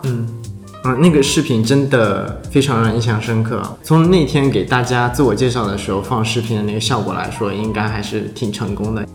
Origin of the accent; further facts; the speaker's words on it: China; 我们中国人